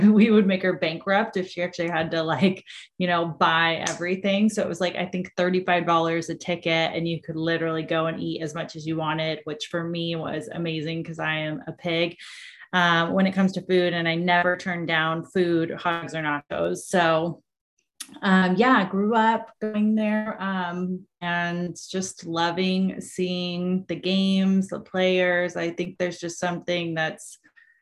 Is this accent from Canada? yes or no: no; Orange County, California, United States; I actually grew up going to school in Orange County